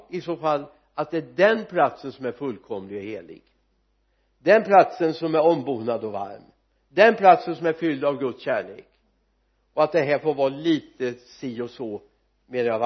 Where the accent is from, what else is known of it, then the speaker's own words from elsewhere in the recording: Sweden; jag vet att jag har glädje av att jag är medborgare i Svea rike